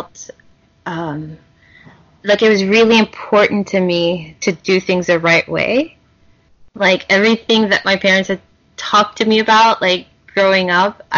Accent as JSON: {"language": "English", "region": "Louisiana", "country": "United States", "tie": "born or raised there", "said": "growing up in Louisiana"}